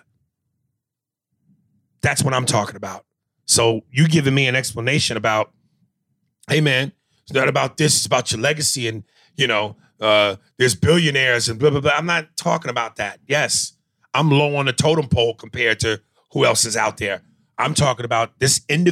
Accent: New York, United States; I'm from New York

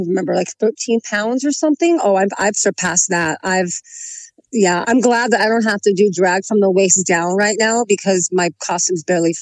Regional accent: Long Beach, California, United States; Long Beach. I'm all Los Angeles all my life. Oh. I'm an LA native.

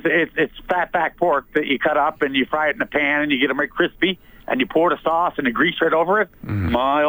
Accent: Newfoundland and Labrador, Canada; moved away; I was brought up in Newfoundland

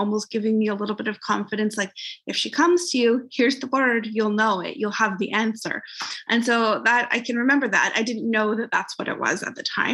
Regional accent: just outside of Vancouver, British Columbia, Canada; also born or lived in Calgary; I'm just outside of Vancouver in Canada

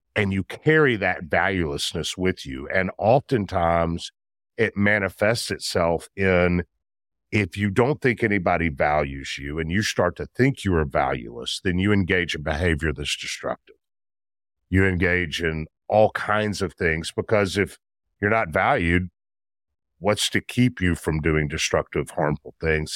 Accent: Memphis, Tennessee, United States; I'm a Memphis guy, born and bred in Memphis, grew up in Memphis

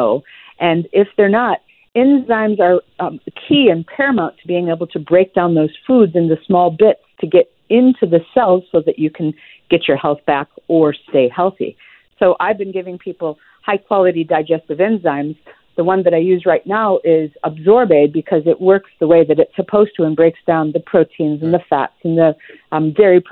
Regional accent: Midwest, United States; I grew up in the Midwest

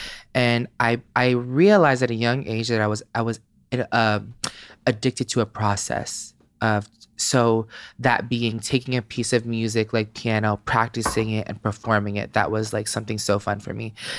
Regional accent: Philippines; Hell no. I'm Filipino. Like I had to do the shit behind their back.

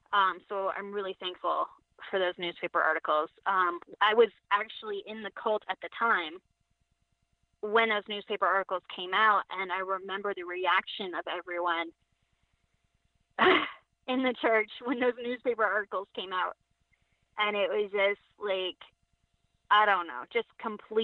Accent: Connecticut, United States; And I grew up, I was born in Connecticut. My parents were already involved in this group. So I grew up in it

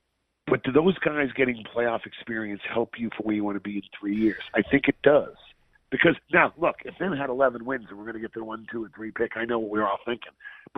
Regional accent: Boston, Massachusetts, United States; moved away; I'm from Boston.

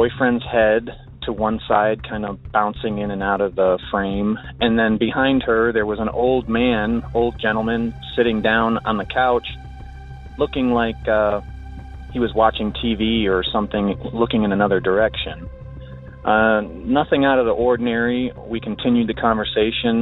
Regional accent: Marietta, Georgia, United States; I'm from Marietta, Georgia

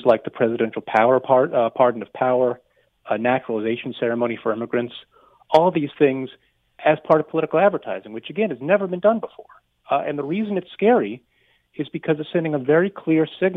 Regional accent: United States; moved away as an adult; now in Canada; my home country

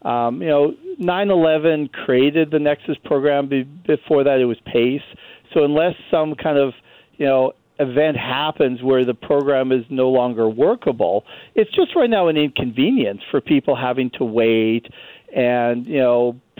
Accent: Canada; now in United States; As a Canadian who lives in the U.S.

